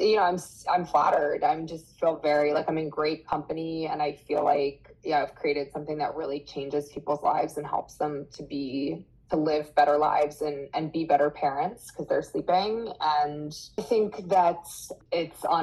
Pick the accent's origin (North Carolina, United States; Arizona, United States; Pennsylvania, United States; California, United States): Pennsylvania, United States; Erie; also born or lived in New York; I grew up in Erie, Pennsylvania, and I went to Erie McDowell.